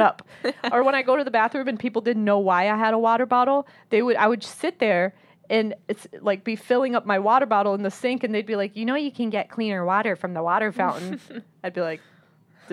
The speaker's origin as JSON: {"language": "English", "country": "United States", "tie": "born or raised there", "said": "growing up in America, like, we still hold on to a lot of these traditions"}